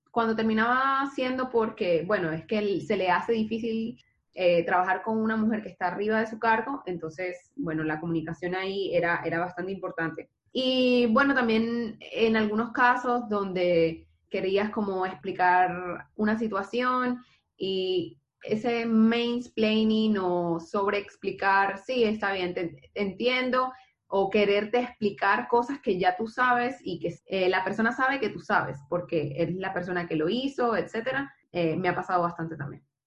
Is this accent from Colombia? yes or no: yes; Barranquilla, Atlántico, Colombia; now in Santiago, Chile; soy de Barranquilla, Colombia, pero vivo en Santiago de Chile.